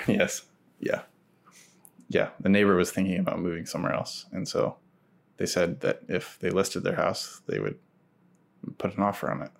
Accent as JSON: {"language": "English", "town": "Tigard", "region": "Oregon", "country": "United States", "tie": "born or raised there", "also_born_or_lived": "Oklahoma City / Portland", "moved": "as an adult", "said": "I grew up in Tigard"}